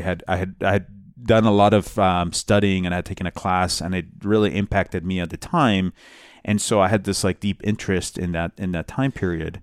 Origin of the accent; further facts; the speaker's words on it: Bogotá, Colombia; moved away; I'm from Bogota